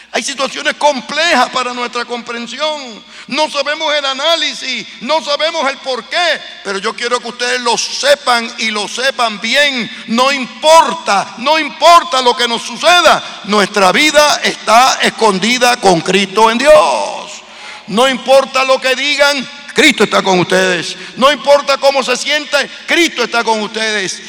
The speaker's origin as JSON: {"language": "Spanish", "country": "Puerto Rico", "moved": "yes", "lives_now": "United States", "said": "en Puerto Rico, de donde yo vengo, o en Estados Unidos, donde vivo"}